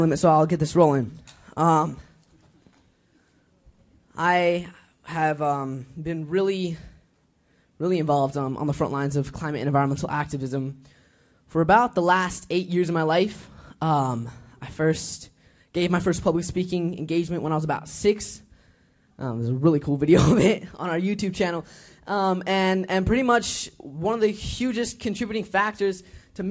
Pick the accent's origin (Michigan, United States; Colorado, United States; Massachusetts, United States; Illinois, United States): Colorado, United States; Boulder; I'm from Colorado, from Boulder, Colorado